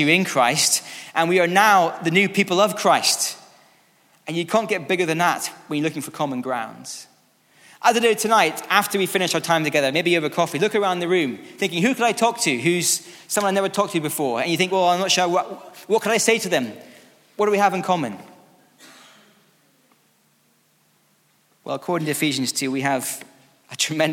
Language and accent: English; Scotland, United Kingdom; now in England, United Kingdom; I'm from Scotland